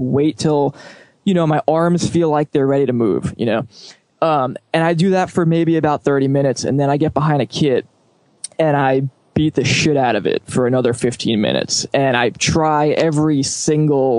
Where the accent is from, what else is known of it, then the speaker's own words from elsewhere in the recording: New York City, New York, United States; growing up in New York at a good time